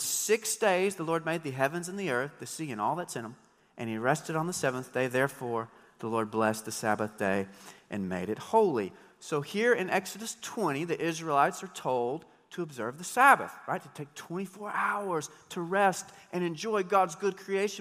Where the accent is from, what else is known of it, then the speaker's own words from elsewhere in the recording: United States; I love being an American